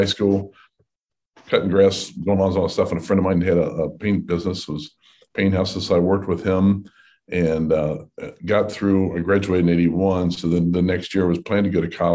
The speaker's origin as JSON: {"language": "English", "town": "Highland Heights", "region": "Kentucky", "country": "United States", "tie": "born or raised there", "said": "Born and raised in Highland Heights, Campbell County High School grad"}